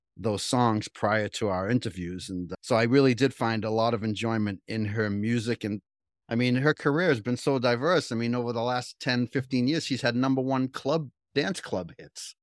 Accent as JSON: {"language": "English", "town": "Cambridge", "region": "Massachusetts", "country": "United States", "tie": "born or raised there", "said": "I grew up in Cambridge, right? So in the seventies, I worked in Harvard Square"}